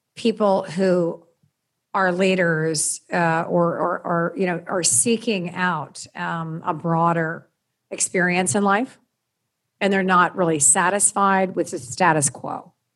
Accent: Washington, District of Columbia, United States; also born or lived in Maryland; I grew up in the Washington, D C area

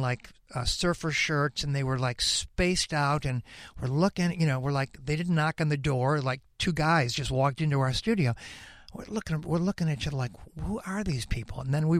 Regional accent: Chicago, Illinois, United States; moved away as an adult; now in Los Angeles, United States; I love Chicago, man. That's my hometown, yeah. You know. But I've officially been in Los Angeles longer than I lived in Chicago, so I guess I'm a West Coast guy, but I'm always a Chicago guy

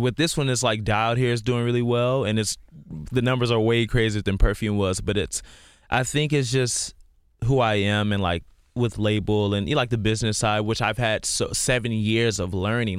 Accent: Houston, Texas, United States; I grew up in Houston, yeah.

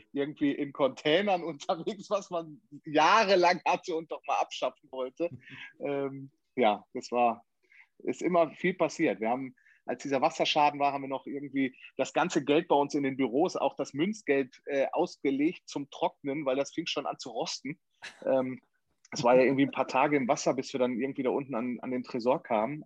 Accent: Sauerland, North Rhine-Westphalia, Germany; ich komme ja aus dem Sauerland

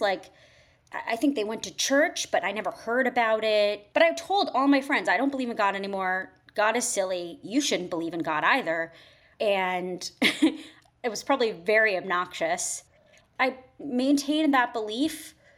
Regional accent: Fairfield County, Connecticut, United States; moved away as an adult; also born or lived in New York / London; I was born and raised in Connecticut, in the suburbs of New York City, so, you know, southern Connecticut, Fairfield County

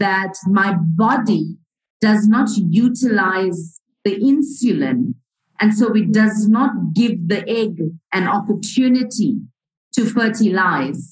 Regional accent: Port Shepstone, KwaZulu-Natal, South Africa; I was growing up in South Africa, in the province of KwaZulu-Natal, in a little town called Port Shepstone, a coastal town

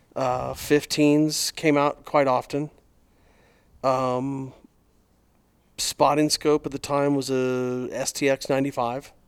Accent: Arizona, United States; growing up in Arizona

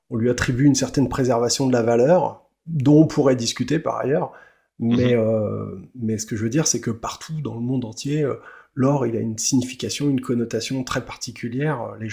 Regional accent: France; chez nous en France

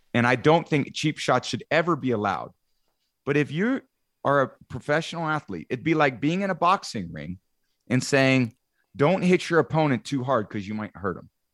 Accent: Bay Area, California, United States; moved away; I grew up in the Bay Area

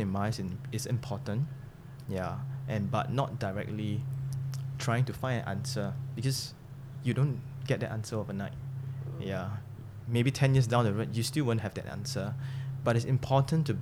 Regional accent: Singapore; the good thing about being a Singaporean

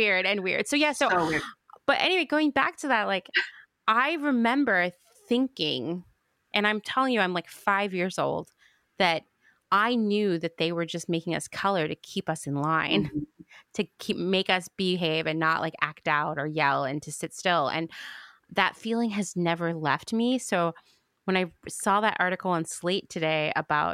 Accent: Central Pennsylvania, United States; where I grew up in Central PA

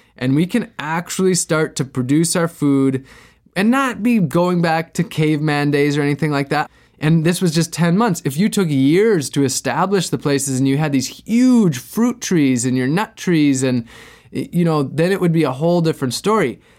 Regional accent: Wisconsin, United States; now in Florida, United States; I grew up in Wisconsin

